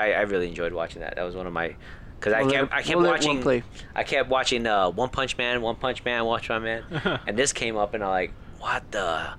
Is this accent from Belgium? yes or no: no; Puerto Rico; moved away; I grew up in Puerto Rico